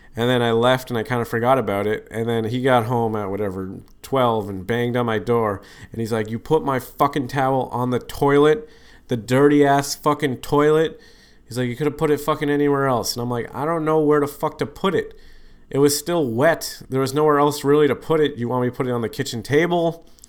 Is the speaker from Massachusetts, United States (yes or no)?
yes; Boston, Massachusetts, United States; I said I was from Boston